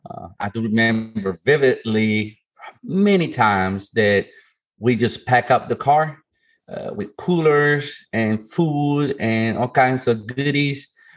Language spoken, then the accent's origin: English; Puerto Rico; moved away; also born or lived in Buffalo, New York, United States; Born and raised in Puerto Rico, ex-military dad.